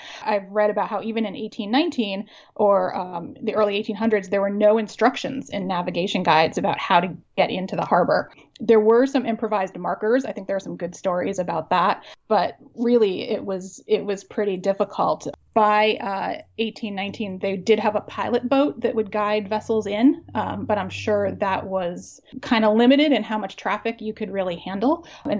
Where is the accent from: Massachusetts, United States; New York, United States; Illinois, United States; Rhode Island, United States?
Massachusetts, United States; Amherst; also born or lived in Wilkes-Barre, Pennsylvania / Cape Cod, Massachusetts; now in Stonington, United States; I grew up in Amherst, Massachusetts.